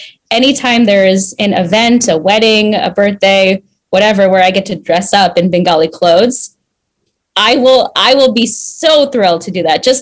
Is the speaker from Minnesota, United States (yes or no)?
yes; Minnesota, United States; moved away as an adult; growing up in Minnesota and being really the only brown person in my school